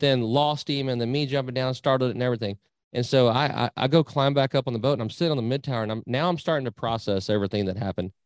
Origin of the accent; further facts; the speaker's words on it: Nueces River, South Texas, United States; now in Needville, United States; I grew up on the Nueces River down in South Texas.